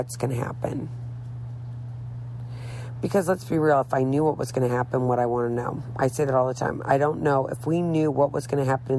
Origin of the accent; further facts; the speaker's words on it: St. Louis, Missouri, United States; moved away as an adult; now in Florida, United States; I'm from St. Louis, Missouri, which is kind of south